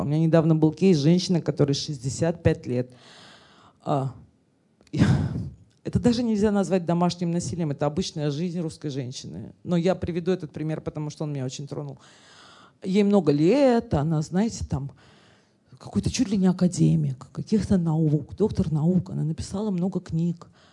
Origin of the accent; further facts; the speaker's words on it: Russia; я этническая армянка и говорю, мы русские, но я русская